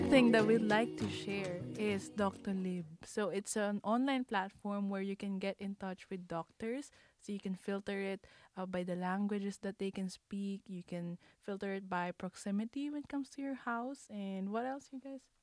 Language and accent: English; Manila, Metro Manila, Philippines; now in Paris, France; I'm from Manila in the Philippines